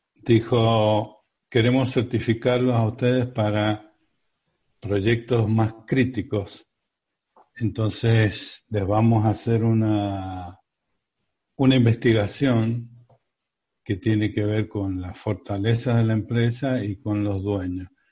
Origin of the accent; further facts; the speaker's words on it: Mendoza, Argentina; somos mendocinos, acá teníamos la empresa